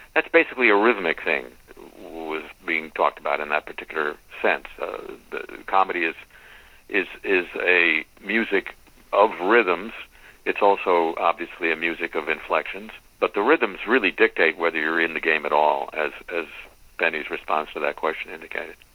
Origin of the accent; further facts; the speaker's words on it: West Coast, United States; I grew up on the West Coast